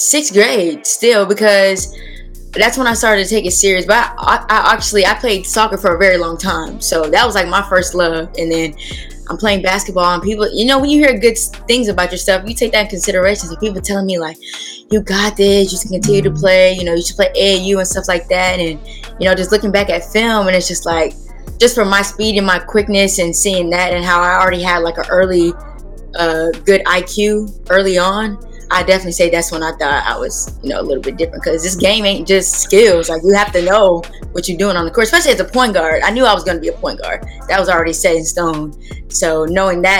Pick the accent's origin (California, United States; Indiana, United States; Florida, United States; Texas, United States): Texas, United States; since I'm from Texas